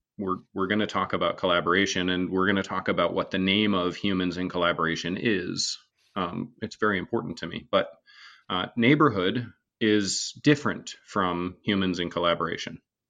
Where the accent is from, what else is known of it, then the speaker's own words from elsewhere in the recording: Vermont, United States; So I grew up in Northern Vermont, all the way in the middle of nowhere.